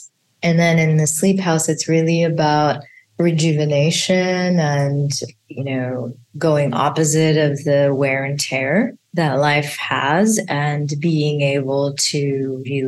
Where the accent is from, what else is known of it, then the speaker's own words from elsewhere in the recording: India; as an Indian mother